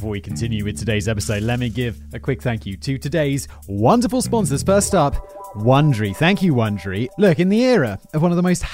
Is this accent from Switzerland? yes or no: no; United Kingdom; as a British person